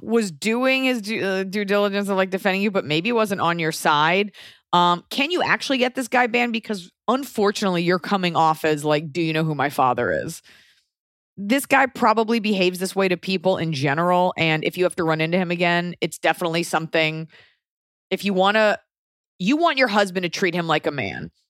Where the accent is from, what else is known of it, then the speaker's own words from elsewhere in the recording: United States; now in Los Angeles, United States; being an American